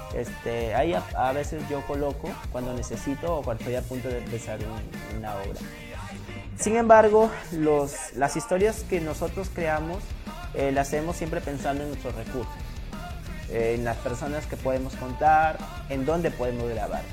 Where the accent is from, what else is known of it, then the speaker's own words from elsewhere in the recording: Sullana, Piura, Peru; yo soy muy, muy, muy hogareño, muy local. Es más, yo, a mí, yo he tenido propuesta de ir a hacer cine a Lima un montón de veces. Pero yo he dicho, no, ¿por qué no hacer cine de Suyana